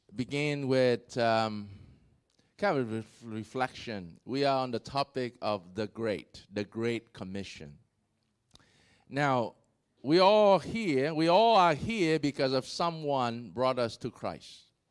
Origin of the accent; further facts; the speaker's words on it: Vietnam; I was born in Vietnam